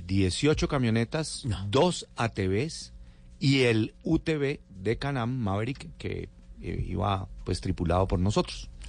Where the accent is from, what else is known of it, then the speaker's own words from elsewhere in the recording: Bogotá, Colombia; como bogotano